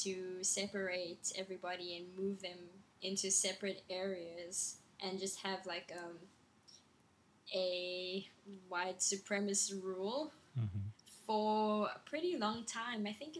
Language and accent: English; Port Elizabeth, Eastern Cape, South Africa; So I'm from Port Elizabeth. It's a small city by the sea.